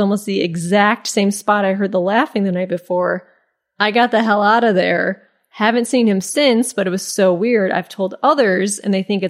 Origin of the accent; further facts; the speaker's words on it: Midwest, United States; So naturally, because I'm originally from the Midwest, I stop, take off my headphones, do a sarcastic wave